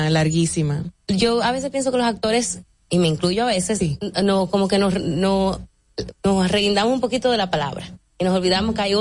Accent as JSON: {"language": "Spanish", "country": "Puerto Rico", "tie": "born or raised there", "also_born_or_lived": "Santo Domingo, Dominican Republic", "moved": "as an adult", "lives_now": "London, United Kingdom", "said": "soy una mezcla Puerto Rico, República Dominicana. Ah, ok. Y me crié en Puerto Rico y después tuve la oportunidad de irme para Inglaterra y me quedé."}